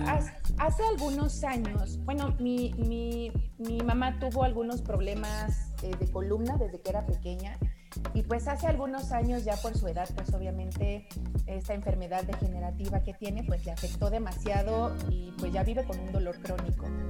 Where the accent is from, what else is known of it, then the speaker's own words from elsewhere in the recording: Mexico City, Mexico; yo soy de aquí de la Ciudad de México, siempre he vivido aquí